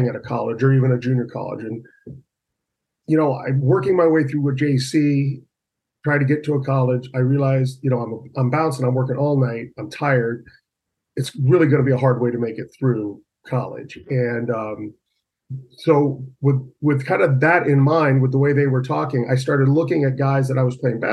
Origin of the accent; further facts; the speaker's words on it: Huntington Beach, California, United States; moved away as an adult; also born or lived in Westminster, California; I was born and raised in Huntington Beach, California